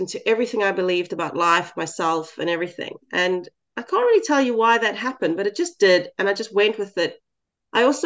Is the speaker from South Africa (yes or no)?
yes; South Africa; as a South African white girl in a small town